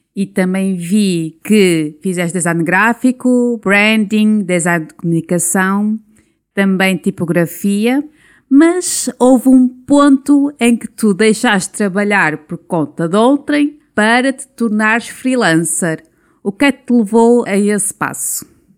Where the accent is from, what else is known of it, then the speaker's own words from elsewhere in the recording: Esposende, Norte, Portugal; eu sou de Esposende.